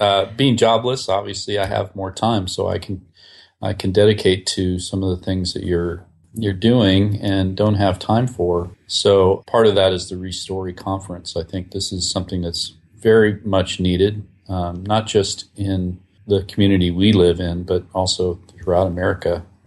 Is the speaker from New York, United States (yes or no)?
no; Whidbey Island, Washington, United States; I grew up, uh, outside of Seattle, Washington, on an island, actually, Whidbey Island